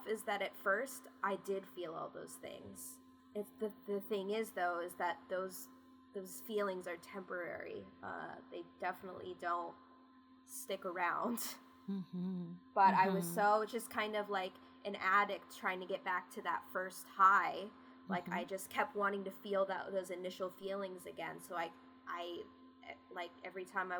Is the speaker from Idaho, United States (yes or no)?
no; West Coast, California, United States; also born or lived in Bennington, Vermont / Plainville, Massachusetts; I grew up on the West Coast